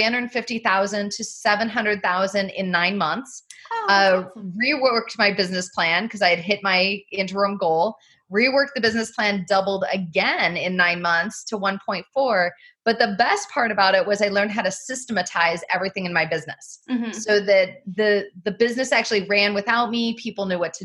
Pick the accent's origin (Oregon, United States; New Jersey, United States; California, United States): Oregon, United States; Southern; moved away as an adult; my mom owned and operated a winery growing up in Southern Oregon